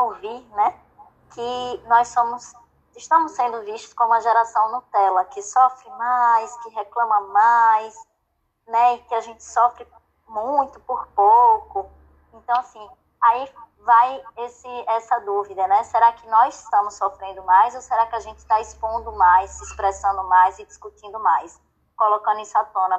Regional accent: Sergipe, Brazil; moved away as an adult; also born or lived in Rio de Janeiro; eu sou sergipana

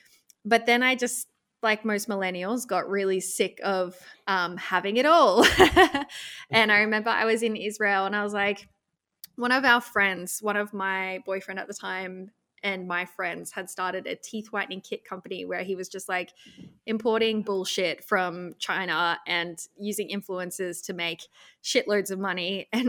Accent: Australia; it was a company in the US. I'm Australian and I didn't have to work in the US.

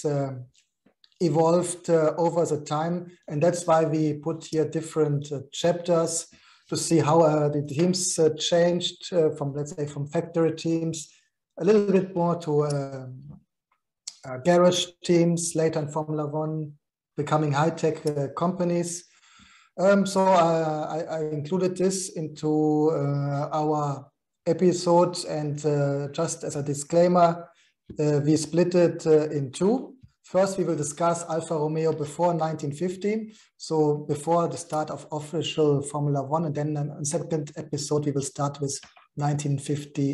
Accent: Germany; my hometown in Germany

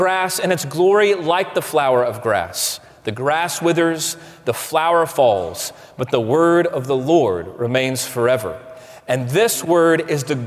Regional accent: United States; American Christians

